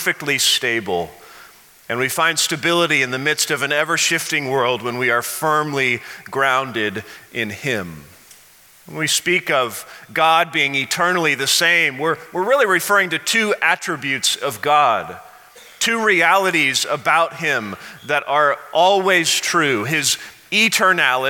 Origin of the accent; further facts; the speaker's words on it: Missouri, United States; now in Colorado, United States; I remember growing up in Missouri in an elementary school